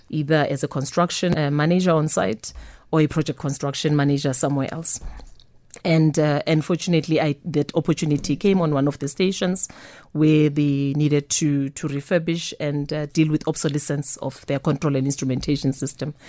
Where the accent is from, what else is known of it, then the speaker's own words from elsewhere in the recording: Soweto, Gauteng, South Africa; born and bred in Soweto